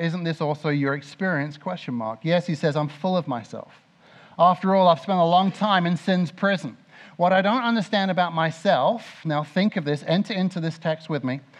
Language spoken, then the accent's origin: English; Mildenhall, East of England, United Kingdom; moved away; I grew up in Mildenhall, right next to RAF Mildenhall.